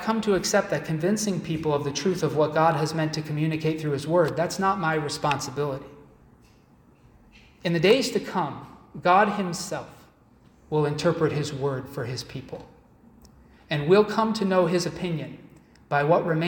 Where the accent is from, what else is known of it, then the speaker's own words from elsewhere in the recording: Massachusetts, United States; moved away as an adult; now in Syracuse, United States; I was raised in Massachusetts. I've been here a few years